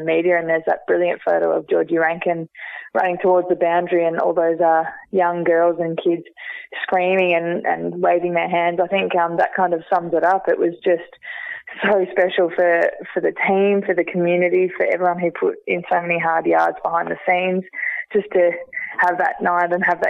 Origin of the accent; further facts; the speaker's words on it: Geelong, Victoria, Australia; also born or lived in Ocean Grove; I get to represent my hometown and be able to wear the hoops